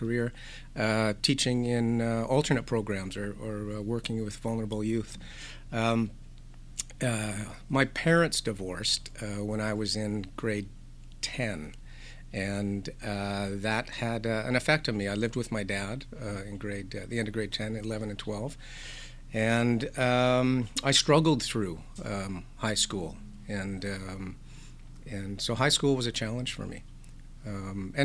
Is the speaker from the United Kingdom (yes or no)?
no; Nanaimo, British Columbia, Canada; also born or lived in Duncan, British Columbia; I was born in Duncan, but moved here to Nanaimo when I was 10 years old